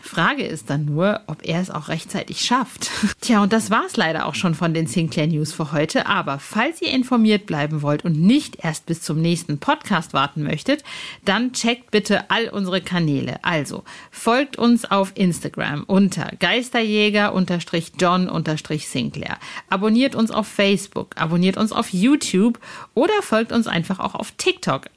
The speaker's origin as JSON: {"language": "German", "town": "Hövelhof", "region": "North Rhine-Westphalia", "country": "Germany", "tie": "born or raised there", "moved": "yes", "said": "Ich bin ja im Kreis Paderborn aufgewachsen"}